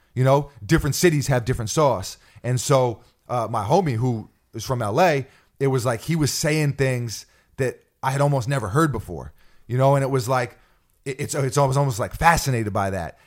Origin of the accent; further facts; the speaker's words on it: New York City, New York, United States; in New York City, we had our slang growing up